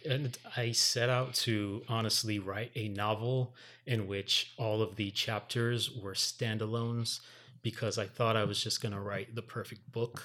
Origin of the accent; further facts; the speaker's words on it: Miami, Florida, United States; also born or lived in Miramar; the son of Jamaican parents growing up in Miami